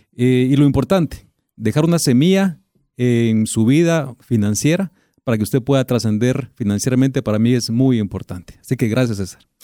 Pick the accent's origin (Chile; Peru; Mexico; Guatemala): Guatemala; somos guatemaltecos